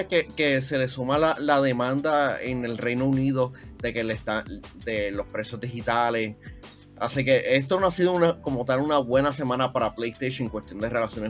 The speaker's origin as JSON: {"language": "Spanish", "country": "Puerto Rico", "said": "para algunas cosas somos de Puerto Rico"}